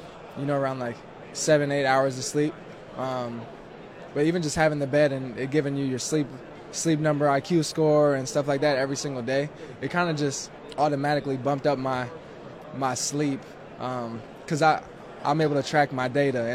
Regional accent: New Jersey, United States; now in Los Angeles, United States; I grew up on the East Coast Jersey

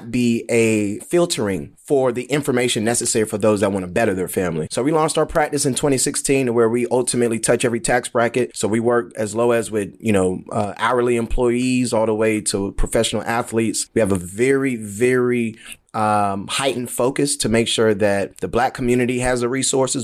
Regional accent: United States; also born or lived in Jamaica (ancestry); while I was growing up in the U.S.

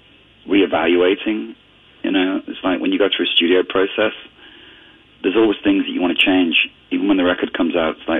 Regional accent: Ontario, Canada; also born or lived in northwestern Europe; growing up in Canada, I immigrated to Canada when I was 11

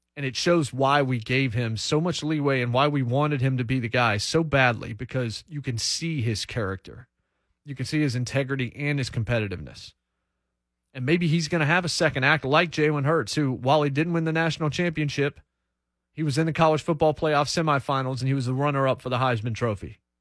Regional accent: United States; also born or lived in North Carolina; I didn't grow up in Ohio. I grew up in Virginia and in North Carolina

